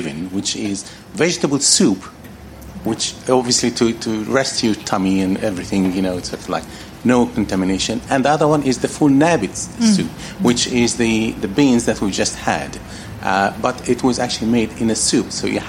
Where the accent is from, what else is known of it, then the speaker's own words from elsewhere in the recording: Egypt; moved away; I grew up in Egypt